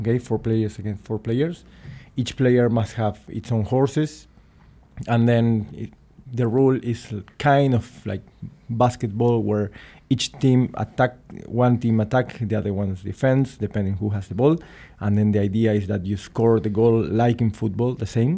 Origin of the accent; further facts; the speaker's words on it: Argentina; moved away as an adult; also born or lived in Luxembourg; I come from Argentina, I go back and forward from Argentina